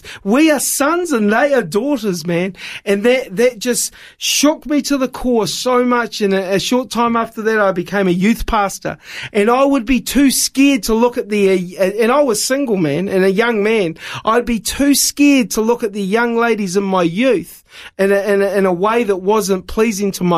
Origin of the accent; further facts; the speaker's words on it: New Zealand; moved away; also born or lived in Wollongong, Australia; I was born in New Zealand, but I was born again in Wollongong, Australia